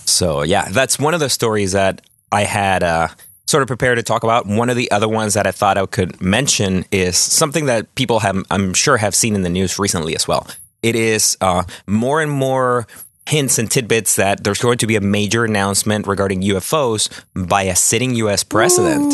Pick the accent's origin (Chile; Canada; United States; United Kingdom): Chile; moved away; my home country of Chile